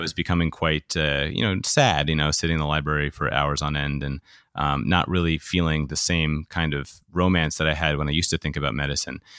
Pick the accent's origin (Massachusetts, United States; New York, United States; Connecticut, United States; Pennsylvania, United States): New York, United States; I grew up in New York